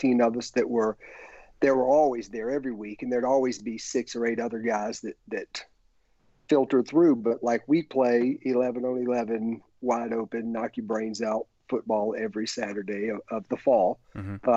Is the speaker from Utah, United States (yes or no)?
no; Columbus, Georgia, United States; moved away as an adult; also born or lived in Atlanta, Georgia / Greensboro, North Carolina; I'm from Georgia. I'm from 100 miles south of Atlanta, Columbus, Georgia.